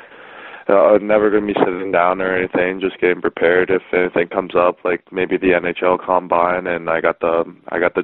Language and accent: English; Whitby, Ontario, Canada; I'm from Whitby, Ontario. So just east of Toronto, just half an hour out.